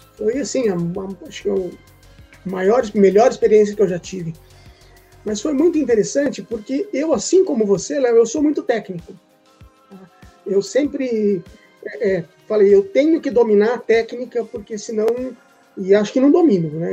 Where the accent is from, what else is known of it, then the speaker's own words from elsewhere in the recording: Presidente Prudente, São Paulo, Brazil; eu sou nascido em São Paulo, mas eu fui criado no interior, em Presidente Prudente